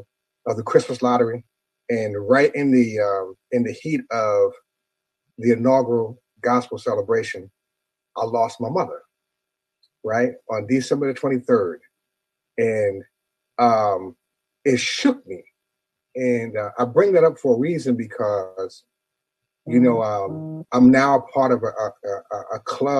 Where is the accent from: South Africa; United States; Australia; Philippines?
United States; New York; I'm from New York